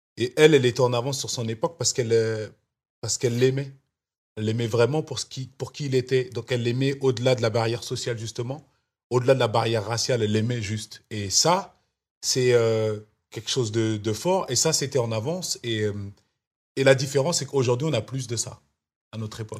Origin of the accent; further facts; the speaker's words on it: France; moved away as an adult; now in Los Angeles, United States; ma France, c'est celle de mon enfance, c'est celle où j'ai grandi